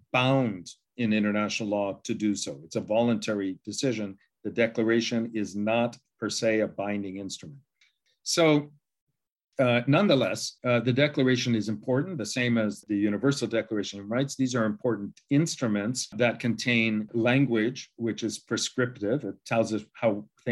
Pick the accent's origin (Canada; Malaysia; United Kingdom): Canada; as a Canadian